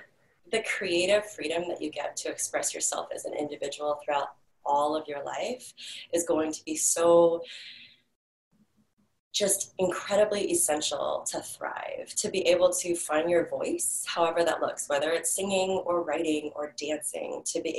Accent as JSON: {"language": "English", "region": "Hawaii", "country": "United States", "said": "So, you know, we are originally from Hawaii. That's where my family started, our intimate little family, my husband and my daughter, we met on Kauai."}